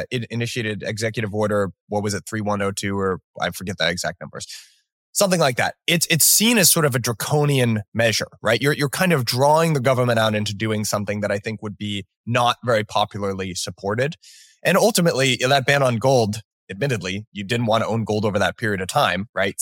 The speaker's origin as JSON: {"language": "English", "country": "United States", "tie": "born or raised there", "said": "a relatively young person growing up in America"}